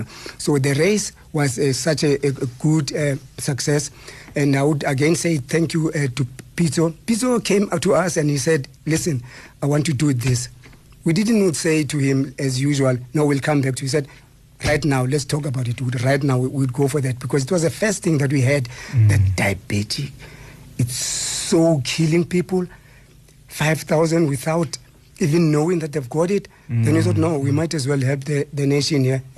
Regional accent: Eastern Cape, South Africa; now in Gauteng, South Africa; I mean, I came from the Eastern Cape, and then when I got here, I mean, I was a Transvala, and I was doing my thing here.

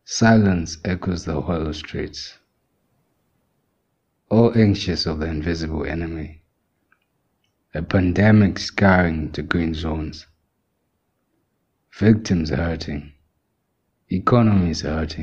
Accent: Zimbabwe; first language Shona; English is a second language; I am 22 years old, and I am from the Republic of Zimbabwe

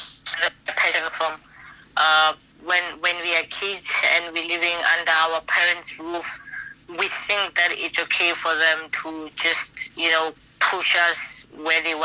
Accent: South Africa; moved away as an adult; now in China; the province where I come from South Africa

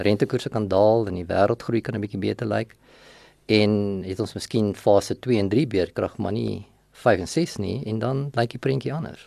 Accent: Vanderbijlpark, Gauteng, South Africa; also born or lived in Sasolburg, Free State / Potchefstroom; ek is in Sasselburg gebore. Ehm um, en het daar vir 'n rukkie skool gegaan en toe trek ons net oorkant die Vaalrivier na van 'n byl toe. En daar het ek my laerskool loopbaan voltooi, hoërskool loopbaan voltooi

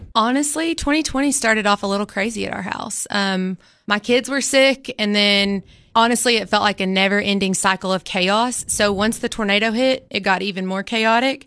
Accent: Baxter, Tennessee, United States; I'm also from Baxter originally

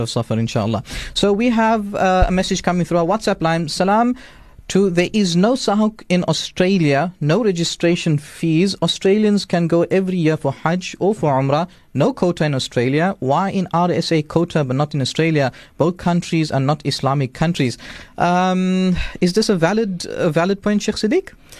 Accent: South Africa; as South African citizens

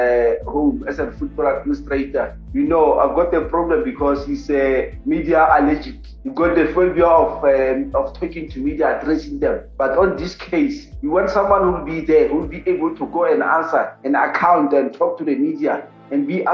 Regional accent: South Africa; as a South African

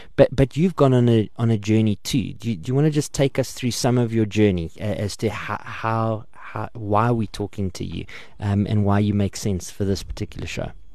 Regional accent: Port Elizabeth, Eastern Cape, South Africa; Um, I'm from Port Elizabeth

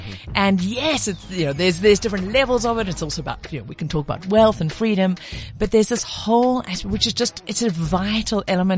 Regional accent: KwaZulu-Natal, South Africa; But you know, I my accent's all over the place, but I grew up in KZN.

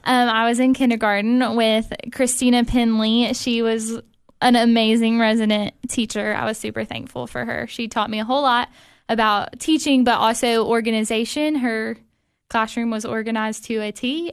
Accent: Cookeville, Tennessee, United States; I'm from Cookville originally. I grew up here

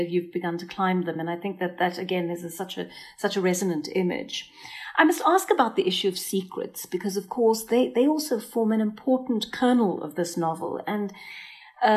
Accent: South Africa; as a South African looking

